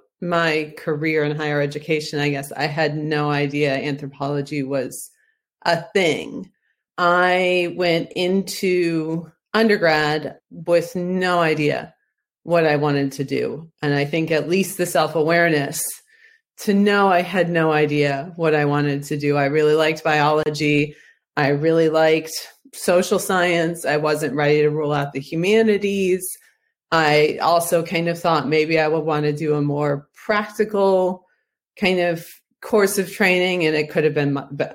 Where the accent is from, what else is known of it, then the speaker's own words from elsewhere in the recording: Ohio, United States; I'm from Ohio